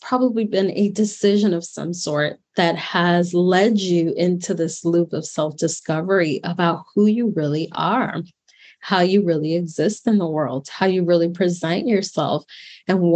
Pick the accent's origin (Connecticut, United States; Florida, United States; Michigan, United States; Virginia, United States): Florida, United States; Miami; moved away as an adult; also born or lived in New York; come back to my hometown of Miami, Florida